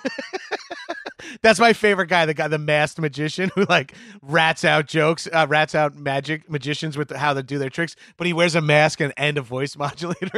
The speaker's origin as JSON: {"language": "English", "town": "New York City", "region": "New York", "country": "United States", "said": "I'm a New Yorker"}